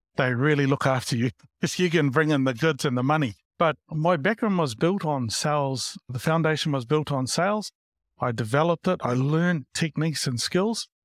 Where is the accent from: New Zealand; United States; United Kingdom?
New Zealand; Porirua, Wellington; moved away; also born or lived in Christchurch / Hamilton / Auckland; I grew up in Porerua, Wellington